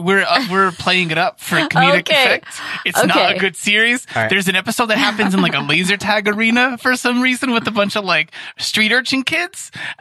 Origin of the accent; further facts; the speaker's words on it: Arizona, United States; I'm from Arizona.